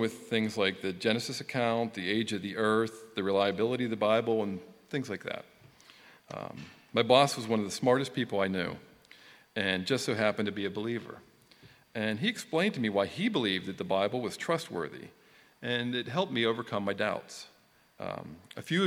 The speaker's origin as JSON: {"language": "English", "town": "Johnstown", "region": "Pennsylvania", "country": "United States", "tie": "born or raised there", "also_born_or_lived": "Newtown", "moved": "as an adult", "said": "I was born in Johnstown, PA in 1965, and I lived there until I moved to Newtown in 1987"}